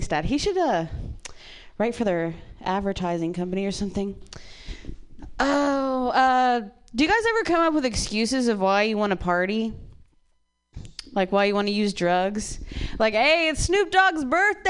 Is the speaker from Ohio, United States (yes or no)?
yes; Ohio, United States; moved away; I grew up in Ohio